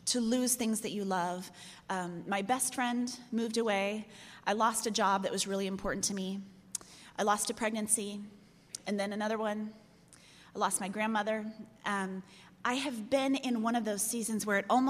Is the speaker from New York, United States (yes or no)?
no; Chicago, Illinois, United States; I'm from Chicago